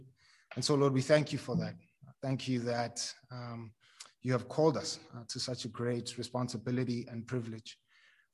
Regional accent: Tembisa, Gauteng, South Africa; I grew up in Tembisa. It's a township just across the highway.

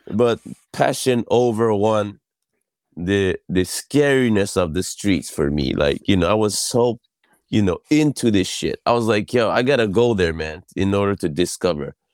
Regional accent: Yokohama, Kanagawa, Japan; also born or lived in Brooklyn; I was born in Yokohama, Japan

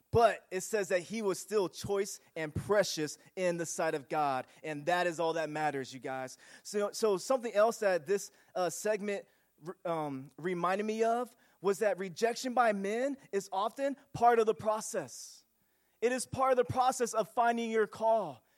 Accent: Union City, United States; growing up in Union City

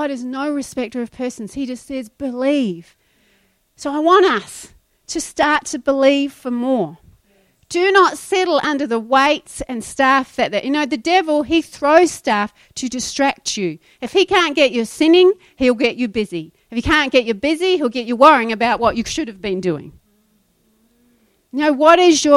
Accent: New Zealand; moved away; When I was growing up in New Zealand, if you left your shoes in the cupboard for more than a week, they would go moldy

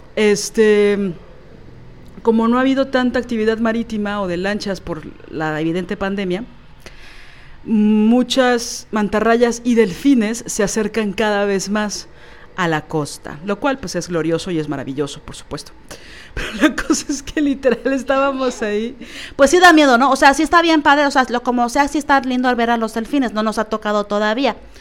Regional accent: Mexico City, Mexico; yo como chilanga

